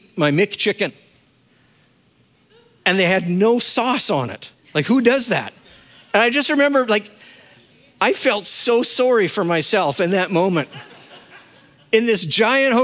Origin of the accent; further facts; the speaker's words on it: Saskatchewan, Canada; moved away as an adult; I was a kid from Saskatchewan